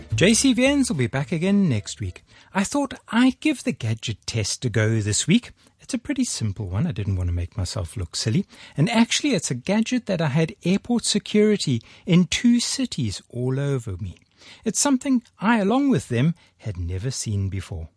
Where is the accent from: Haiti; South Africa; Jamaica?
South Africa; Durban, KwaZulu-Natal; now in Hong Kong; my hometown of Durban